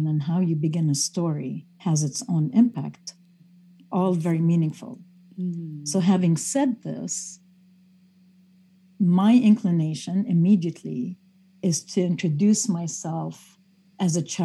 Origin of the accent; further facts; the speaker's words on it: Beirut, Beirut Governorate, Lebanon; I grew up in Beirut, Lebanon